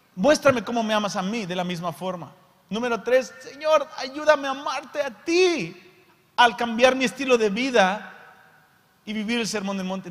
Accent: Mexico; Soy mexicano

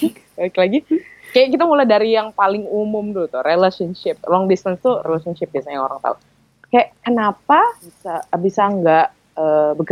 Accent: Palembang, South Sumatra, Indonesia; now in Jabodetabek, Indonesia; iya gue dari gue aslinya dari Palembang

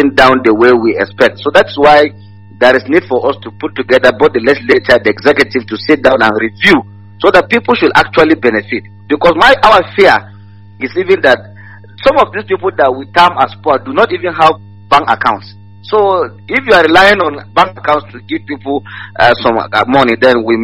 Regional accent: Adamawa, Nigeria; I'm from Adamawa State.

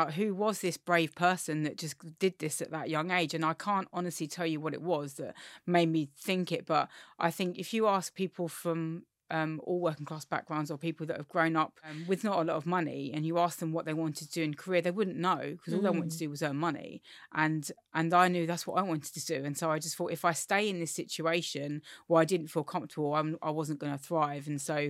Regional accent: Forest Hill, London, United Kingdom; So I grew up in Forest Hill, Southeast London, which is quite gentrified now, actually. But when I grew up, it really wasn't. I grew up in a working class family.

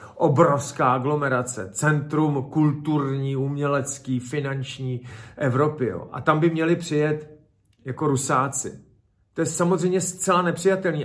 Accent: Czechia

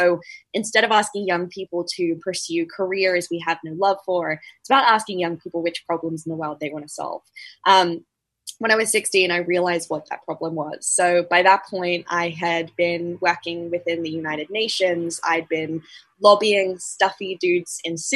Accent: tropical North Queensland, Australia; I grew up in Australia's tropical North Queensland.

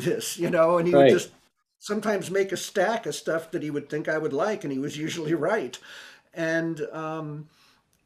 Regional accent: New York City, New York, United States; I grew up in New York City

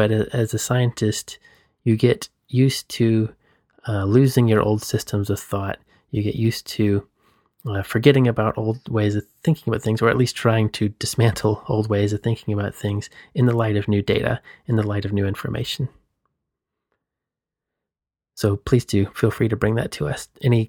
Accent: Southeast, United States; So I grew up in the Southeast U.S., just to frame that in context.

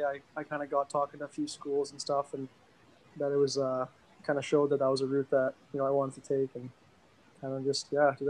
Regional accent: Edmonton, Alberta, Canada; So I grew up playing White Mud West. And then I moved on to the Northwest Zone and then into the CAC program.

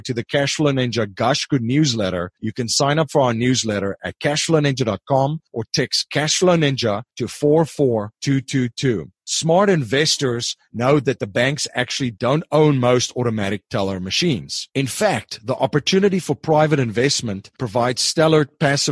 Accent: South Africa; moved away; I'm originally from South Africa

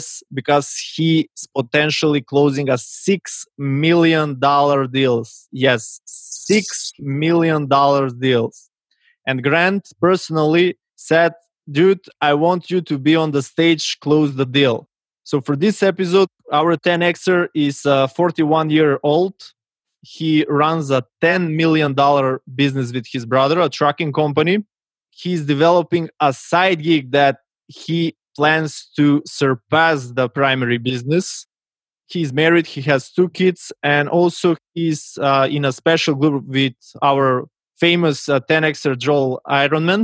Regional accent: North Macedonia; from Macedonia

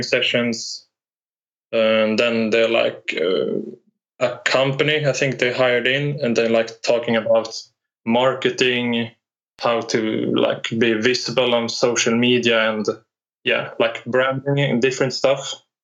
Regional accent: Norrland, Sweden; also born or lived in Piteå; I'm from Sweden in the northern part. I live in Piteå right now

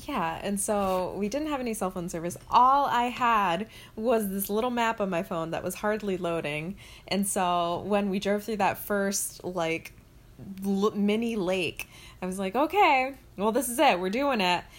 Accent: the South, United States; also born or lived in Orlando; now in Buffalo, United States; I'm from the South.

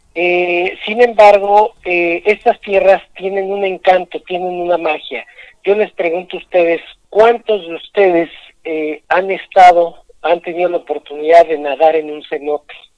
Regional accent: Mexico City, Mexico; also born or lived in Yucatán; now in Mérida, Mexico; yo crecí, nací en la Ciudad de México

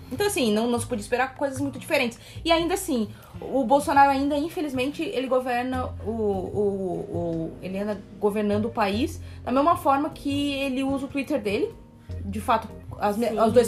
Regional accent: Rio de Janeiro, Brazil; Eu vim de Honório Gurgel

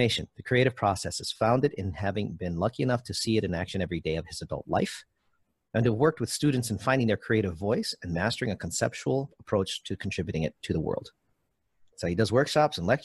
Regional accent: Hawaii, United States; I'm from Hawaii

